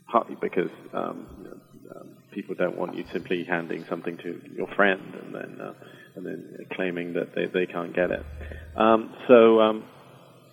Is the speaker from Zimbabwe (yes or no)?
no; United Kingdom; accent: British